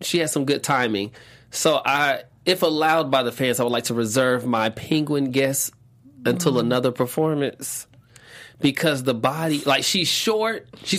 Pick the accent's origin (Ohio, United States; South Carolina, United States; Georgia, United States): Georgia, United States; Atlanta; I'm from Atlanta.